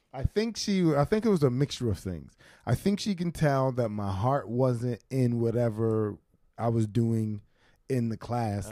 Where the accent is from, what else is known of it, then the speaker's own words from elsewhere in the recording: Philadelphia, Pennsylvania, United States; now in New York, United States; I'm both a Philadelphian and a New Yorker now